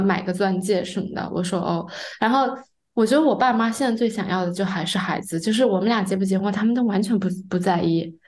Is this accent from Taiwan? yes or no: no; China; moved away; 我们中国人